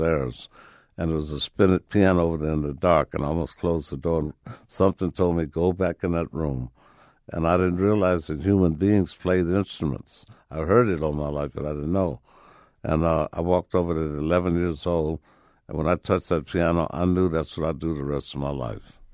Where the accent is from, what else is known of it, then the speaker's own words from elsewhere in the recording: Chicago, Illinois, United States; Right in Chicago, man, with my father being a carpenter, building homes for the most notorious triple OGs on the planet